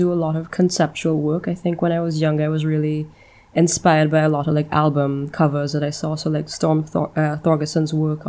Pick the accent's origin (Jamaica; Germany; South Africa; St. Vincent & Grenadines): St. Vincent & Grenadines; also born or lived in Trinidad and Tobago / St. Lucia; I was born in Trinidad and Tobago, but my family is Vincentian, so I actually grew up in St. Vincent and the Grenadines. Pretty much spent my entire life there. Worked for some time in St. Lucia, but I've spent my entire life living and working in the Caribbean.